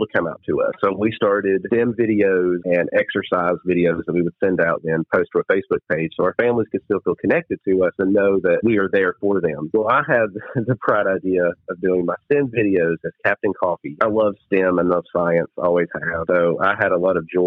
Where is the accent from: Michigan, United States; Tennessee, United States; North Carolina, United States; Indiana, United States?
Tennessee, United States; Bean Station; moved away as an adult; now in Kingsport, United States; I grew up in Bean Station.